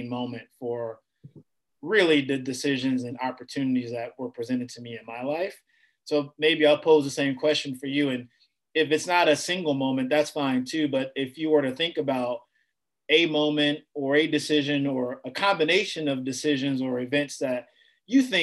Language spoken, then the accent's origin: English; Chicago, Illinois, United States; I was a young guy growing up on the South Side of Chicago